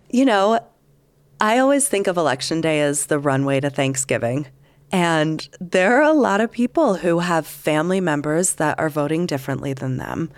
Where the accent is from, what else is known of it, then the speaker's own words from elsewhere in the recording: Canada; now in Salt Lake City, United States; I am Canadian.